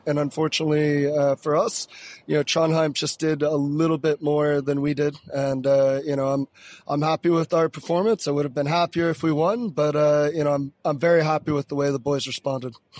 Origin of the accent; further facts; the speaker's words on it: Florida, United States; moved away as an adult; now in Bergen, Norway; I'm originally from Florida